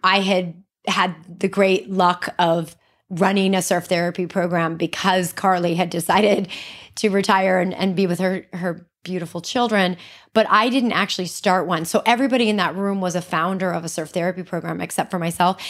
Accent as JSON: {"language": "English", "region": "Hawaii", "country": "United States", "said": "As a surfer, as a Hawaiian"}